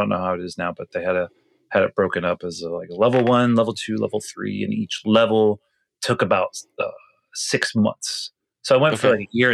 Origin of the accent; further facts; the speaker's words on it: Palm Springs, California, United States; now in Los Angeles, United States; I lived in Palm Springs. That's where I grew up for the most part.